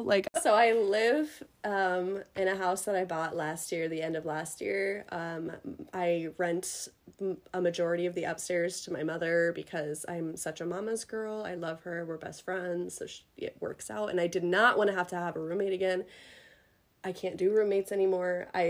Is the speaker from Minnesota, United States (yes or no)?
yes; Minnesota, United States; also born or lived in Oregon; I'm from a small town in Minnesota, and then I'm also now from the cities in Minnesota.